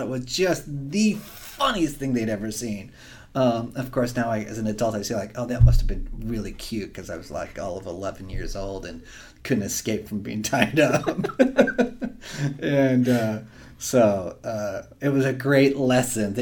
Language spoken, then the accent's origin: English; Eastern Oregon, United States; I grew up in Eastern Oregon